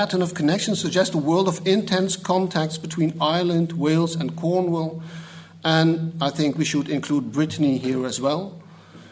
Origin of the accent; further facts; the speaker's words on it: Netherlands; English is a second language; a Dutchman will try to do so. At least you can understand my English, I hope